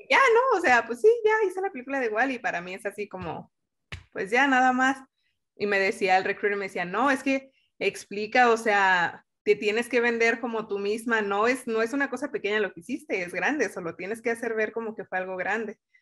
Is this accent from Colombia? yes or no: no; Mexico; moved away as an adult; now in United States; crecí en México con todos los valores que tiene nuestra cultura